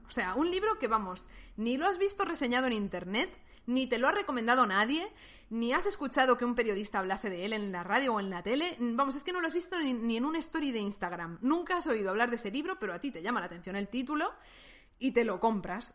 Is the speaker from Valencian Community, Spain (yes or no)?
yes; Valencian Community, Spain; España, que es un país que conozco mejor porque he nacido y he crecido aquí